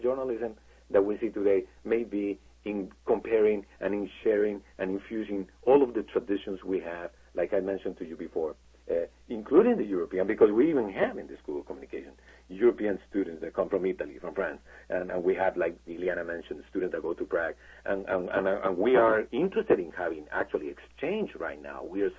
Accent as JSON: {"language": "English", "country": "Colombia", "moved": "yes", "lives_now": "United States", "said": "I'm originally from Colombia"}